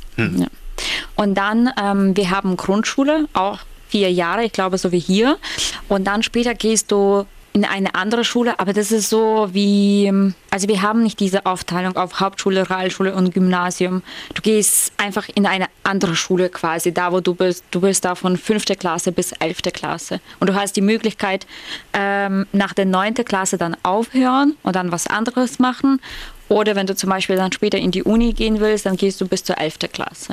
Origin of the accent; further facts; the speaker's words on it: Ukraine; moved away; als Ukrainerin